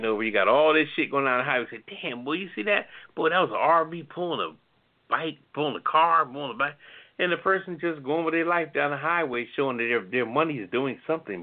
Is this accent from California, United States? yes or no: no; Philadelphia, Pennsylvania, United States; Philadelphia's my hometown